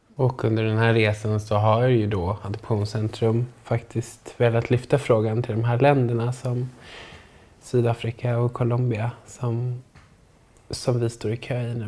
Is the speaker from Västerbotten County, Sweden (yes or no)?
no; Stockholm, Stockholm County, Sweden; also born or lived in Sundsvall; kommer från Stockholm